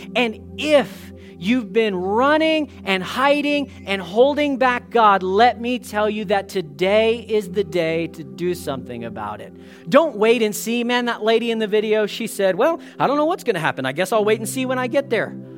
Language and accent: English; United States; now in Canada; as an American boy